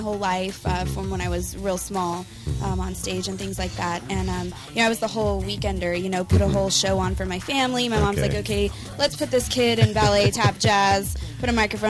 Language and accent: English; United States; now in Los Angeles, United States; And so originally, I'm actually from the desert.